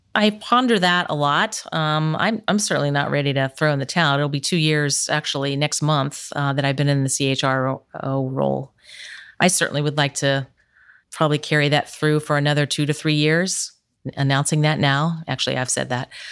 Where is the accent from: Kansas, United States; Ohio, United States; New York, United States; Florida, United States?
Ohio, United States; Ironton; now in Columbus, United States; I grew up in Ironton